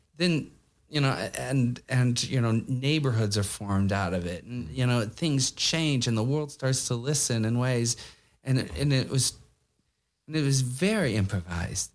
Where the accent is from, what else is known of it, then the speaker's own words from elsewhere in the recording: United States; now in New York, United States; as American